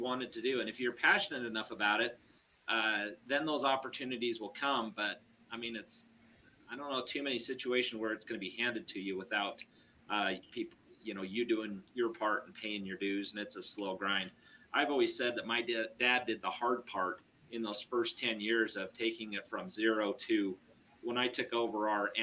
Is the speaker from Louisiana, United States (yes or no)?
no; Ogden, Utah, United States; I was from Ogden